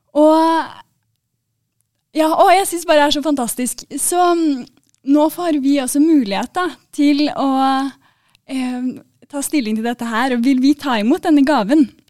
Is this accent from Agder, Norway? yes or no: no; Oslo, Norway; jeg er fra Oslo, da, så mm, dere forstår i hvert fall hva jeg sier